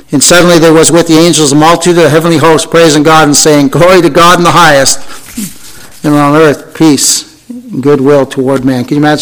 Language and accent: English; Canada; I'm Canadian.